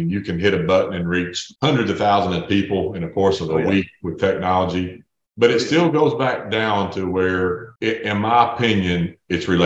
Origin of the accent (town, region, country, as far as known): East Tennessee, United States; born or raised there